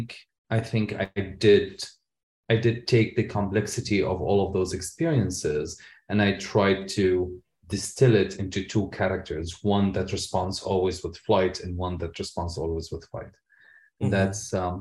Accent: Syria; also born or lived in Lebanon; now in Canada; as a gay man growing up in Syria

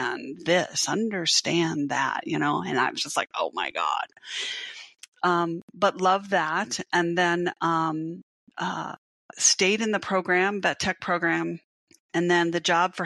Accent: South Dakota, United States; I grew up in South Dakota, North Dakota, South Dakota.

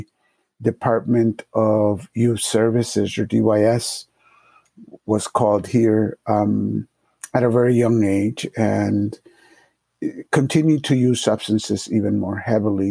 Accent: Springfield, Massachusetts, United States; English is a second language; also born or lived in Puerto Rico; I was born in Puerto Rico, but I grew up here in Massachusetts, and I came here when I was about to be 5 years old. It was 1968, and the context for 1968 inner city, Springfield, Massachusetts

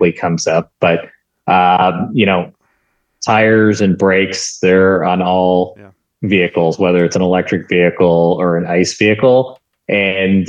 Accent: Canada; I'm from Canada.

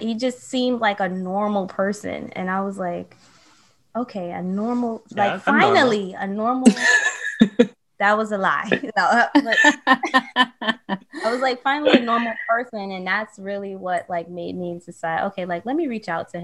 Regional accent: New York City, New York, United States; now in Brooklyn, United States; I'm from the Bronx. I was born in New York, raised in New York

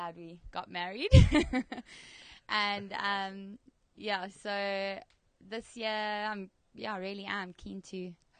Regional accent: Cape Town, Western Cape, South Africa; from Cape Town, South Africa.

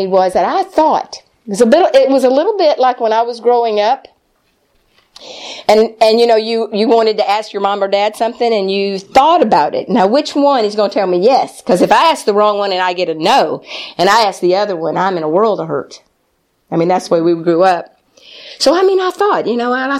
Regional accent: Texas, United States; moved away; also born or lived in Springfield, Missouri; I'm from Texas

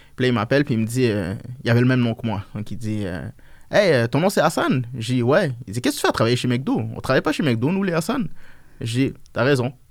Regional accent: Montreal, Quebec, Canada; also born or lived in Niger; je me suis acclimaté ici, j'ai grandi. À l'âge de 8 ans

